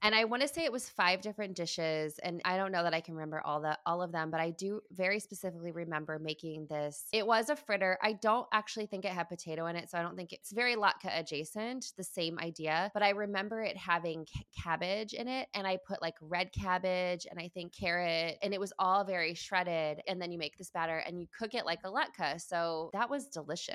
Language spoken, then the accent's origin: English; Midwest, United States; moved away; my hometown, you know, in the Midwest